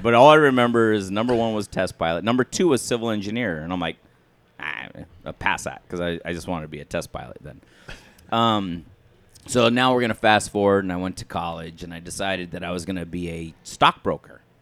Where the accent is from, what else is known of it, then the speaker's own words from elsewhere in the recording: Flagstaff, Arizona, United States; growing up in Flagstaff in high school